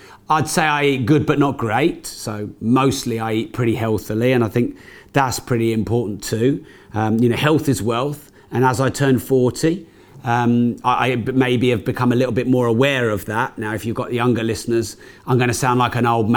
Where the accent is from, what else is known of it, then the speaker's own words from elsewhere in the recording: United Kingdom; we're British